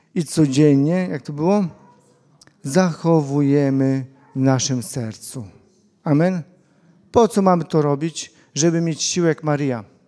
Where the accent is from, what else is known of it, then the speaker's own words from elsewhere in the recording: Łuków, Lublin Voivodeship, Poland; Ja pochodzę z Łukowa